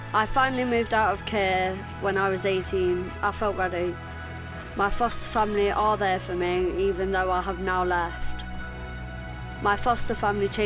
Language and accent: English; Nottingham, East Midlands, United Kingdom; I grew up in Nottingham